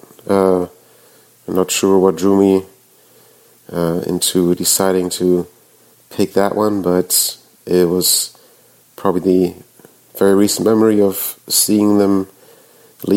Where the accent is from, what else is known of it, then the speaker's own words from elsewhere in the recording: Germany; now in Nashville, United States; I grew up in Germany